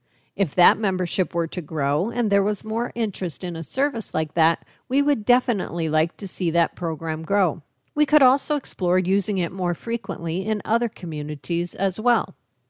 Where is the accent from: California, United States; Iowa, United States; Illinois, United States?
Iowa, United States; West Branch; now in Des Moines, United States; I grew up in West Branch, which is about 10 miles east of Iowa City, and then I did my undergraduate at the University of Iowa.